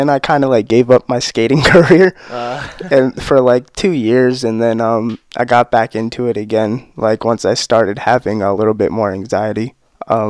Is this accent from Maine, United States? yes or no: no; Newport, Rhode Island, United States; also born or lived in Middletown; Park Home, like in Newport